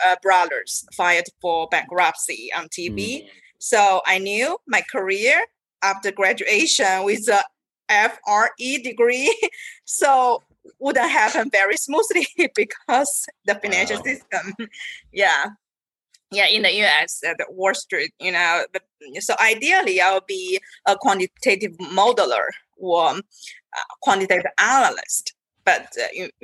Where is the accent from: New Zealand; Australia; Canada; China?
China; moved away as an adult; I came from China